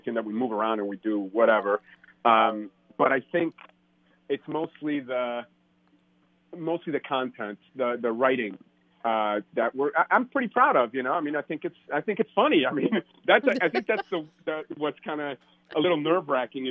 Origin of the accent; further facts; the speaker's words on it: outside Detroit, Michigan, United States; also born or lived in Mexico City, Mexico; It's my hometown